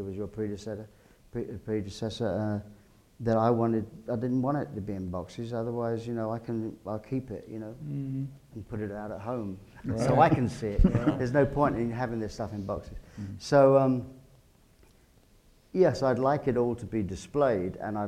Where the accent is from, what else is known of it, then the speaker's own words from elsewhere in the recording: England, United Kingdom; as an Englishman